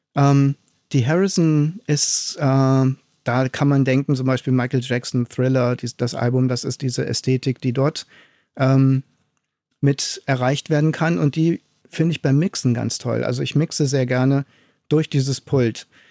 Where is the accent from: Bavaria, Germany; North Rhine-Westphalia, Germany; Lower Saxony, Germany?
North Rhine-Westphalia, Germany; Aachen; moved away; also born or lived in East Germany; Ich komme ja aus Aachen, also Westdeutschland, bin äh, nach Ostdeutschland gezogen